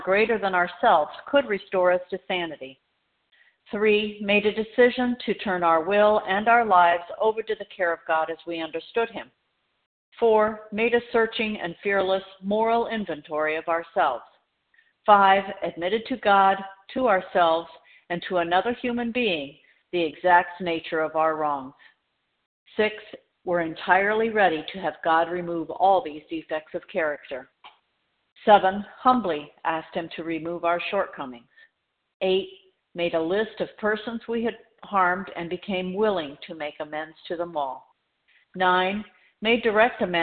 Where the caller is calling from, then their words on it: Florida, United States; I'm calling from Florida, where it is nice